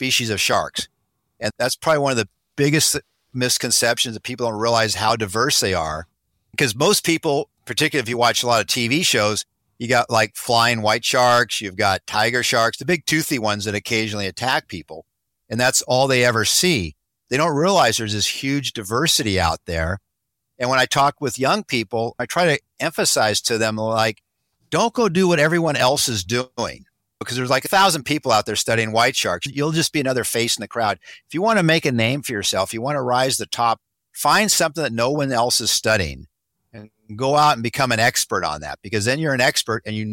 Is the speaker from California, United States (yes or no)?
yes; Monterey, California, United States; I grew up here in the Monterey area.